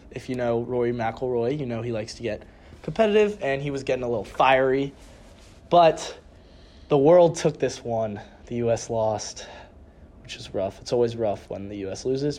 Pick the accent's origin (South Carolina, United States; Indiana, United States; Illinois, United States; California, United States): California, United States; we are from California.